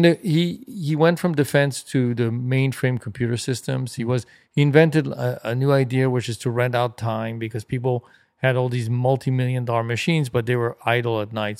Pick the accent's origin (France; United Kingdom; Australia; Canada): France; Paris, Île-de-France; moved away; also born or lived in Los Angeles / Germany; Growing up in Paris in the late sixties and seventies was unbelievable.